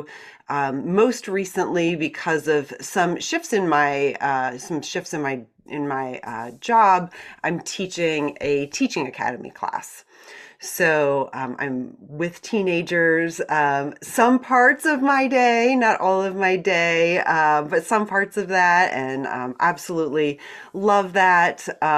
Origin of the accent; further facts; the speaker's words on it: Iowa, United States; I'm a complete product of the Iowa public school system. I was born in Iowa, went to school in Iowa.